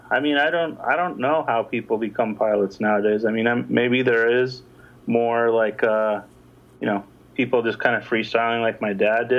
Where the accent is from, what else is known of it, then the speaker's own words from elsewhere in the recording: Long Beach, California, United States; also born or lived in Los Angeles / New York; now in Bay Area, United States; Well, yeah, but I'm originally from Los Angeles. I grew up in Long Beach, and I spent a lot of time in New York as well